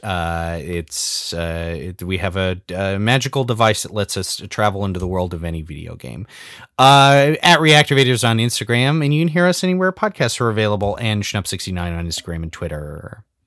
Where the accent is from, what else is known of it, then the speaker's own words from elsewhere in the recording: Southern California, United States; I'm from Southern California, not the South